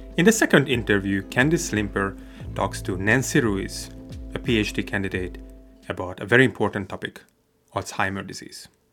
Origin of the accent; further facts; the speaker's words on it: Hungary; moved away as an adult; also born or lived in California; now in Finger Lakes, United States; I came from Hungary, studied at UC Davis